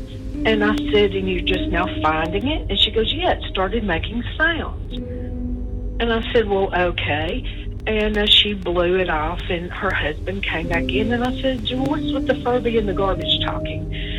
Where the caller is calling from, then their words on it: Alabama, United States; I'm calling from Alabama